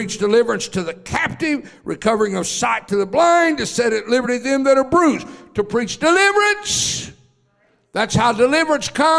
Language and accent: English; Oklahoma, United States; I was born and raised in Oklahoma